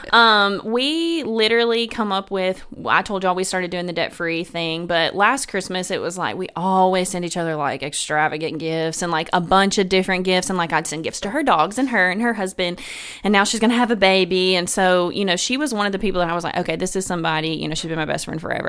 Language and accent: English; Memphis, Tennessee, United States; moved away; I'm originally from Memphis, Tennessee